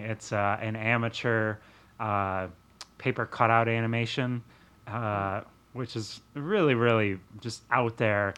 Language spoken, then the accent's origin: English; Wisconsin, United States; living growing up in Wisconsin